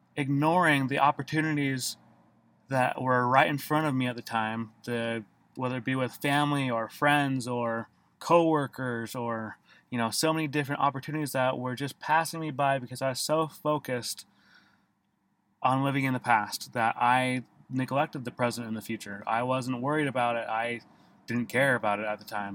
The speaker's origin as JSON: {"language": "English", "area": "Davis County", "region": "Utah", "country": "United States", "tie": "born or raised there", "said": "for the most of my life, I grew up in Davis County, Utah, and attended various schools in different parts of Davis County."}